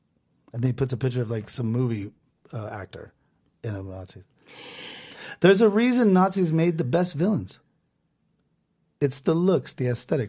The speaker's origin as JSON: {"language": "English", "country": "United States", "said": "We're American."}